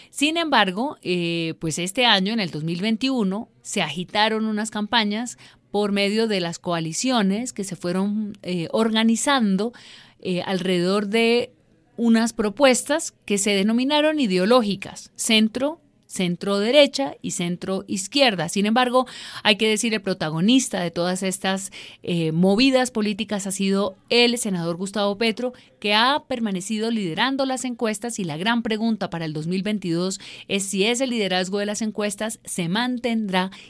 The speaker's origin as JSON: {"language": "Spanish", "country": "Colombia", "said": "qué es lo que queremos como colombianos, hacia dónde queremos que vaya el país"}